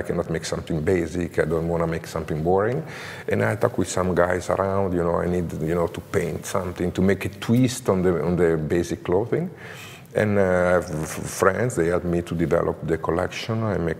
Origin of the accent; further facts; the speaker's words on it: Como, Lombardy, Italy; English is a second language; also born or lived in Grandate; Como, I born in Como. I live in Como. I grew up in Como. Como is really a super creative city, you know, in terms of textile